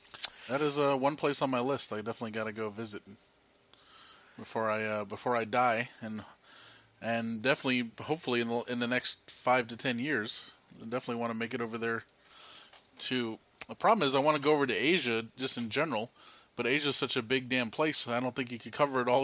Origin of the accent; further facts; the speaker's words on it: Canada; I am Canadian.